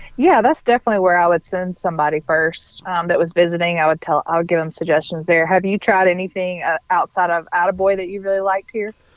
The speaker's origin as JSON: {"language": "English", "region": "Mississippi", "country": "United States", "moved": "as an adult", "lives_now": "Nashville, United States", "said": "I'm from Mississippi"}